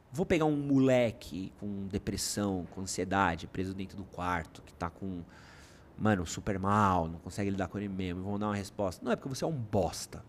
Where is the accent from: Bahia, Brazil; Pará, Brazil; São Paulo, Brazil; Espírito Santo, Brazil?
São Paulo, Brazil; also born or lived in United Kingdom; eu sou da Moca, que é um bairro, que era um bairro muito pequeno